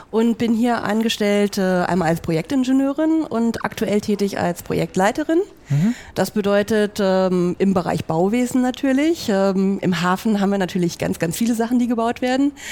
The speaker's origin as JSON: {"language": "German", "region": "Berlin", "country": "Germany", "tie": "born or raised there", "lives_now": "Hamburg, Germany", "said": "Also ich bin gebürtige Berlinerin, mhm. hört man vielleicht nicht mehr ganz so raus, mhm. ich hoffe es zumindest. Ähm, und bin dort halt eben geboren, aufgewachsen, habe dort auch mein Studium gemacht"}